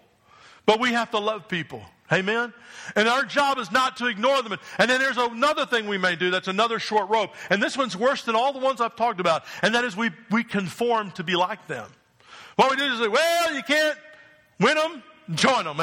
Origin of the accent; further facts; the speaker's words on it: New Jersey, United States; moved away; I grew up in New Jersey